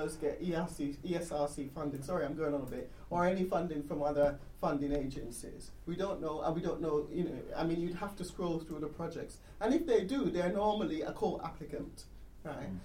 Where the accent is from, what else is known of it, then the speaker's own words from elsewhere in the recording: London, United Kingdom; I grew up in London